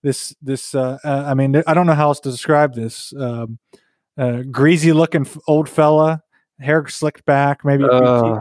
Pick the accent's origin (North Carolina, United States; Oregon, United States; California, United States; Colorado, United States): North Carolina, United States; Bradley and I grew up in the South. We grew up in North Carolina, near Virginia.